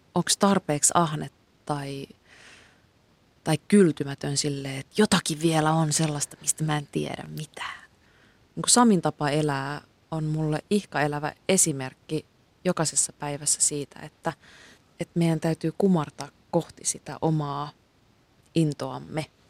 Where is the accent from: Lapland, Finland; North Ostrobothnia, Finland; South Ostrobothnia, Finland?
North Ostrobothnia, Finland; Kuusamo; moved away